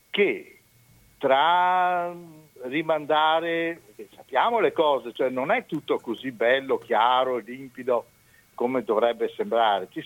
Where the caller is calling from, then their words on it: Romano d'Ezzelino, Veneto, Italy; Ah sì, da Romano De Zulino, via della Madonnetta 47.